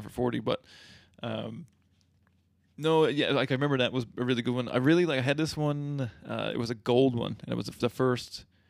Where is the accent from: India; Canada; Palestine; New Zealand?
Canada; we are Canadian kids. Like it's part of our heritage.